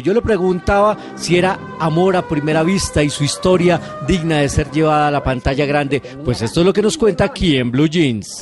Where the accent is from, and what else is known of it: Colombia